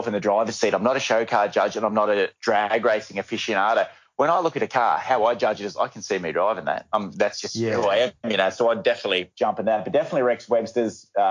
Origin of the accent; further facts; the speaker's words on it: Bathurst, New South Wales, Australia; Where I grew up in Bathurst, there was obviously the power station, there was coal mines